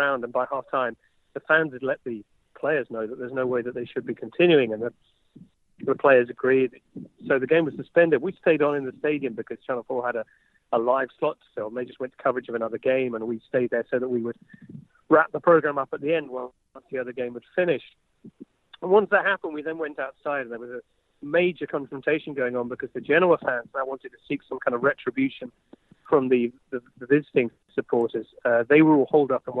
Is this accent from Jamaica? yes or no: no; England, United Kingdom; I'm English.